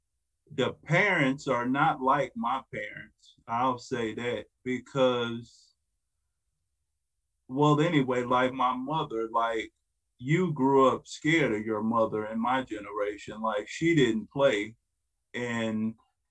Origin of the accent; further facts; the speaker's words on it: Detroit, Michigan, United States; I was born and raised in Detroit. But at 7, we moved to the suburbs.